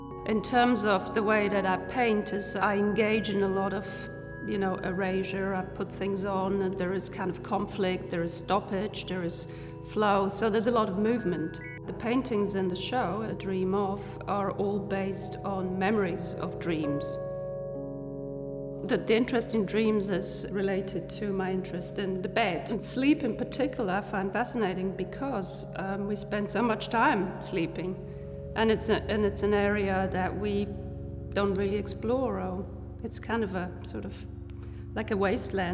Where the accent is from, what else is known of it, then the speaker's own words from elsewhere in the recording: Switzerland; Growing up in Switzerland, I was born to a family of immigrants. Both my parents came from Hungary in 56.